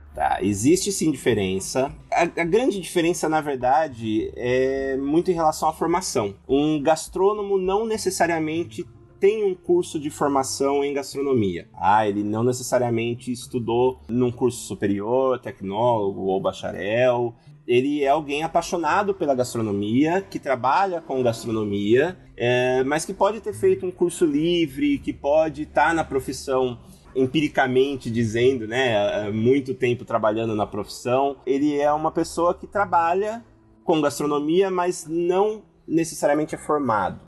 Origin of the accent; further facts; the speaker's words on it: interior of São Paulo, Brazil; eu sou do interior de São Paulo